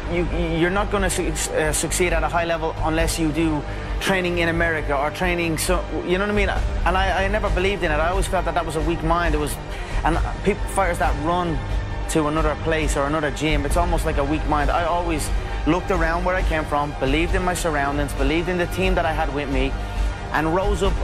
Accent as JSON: {"language": "English", "country": "Ireland", "said": "where I'm from Ireland"}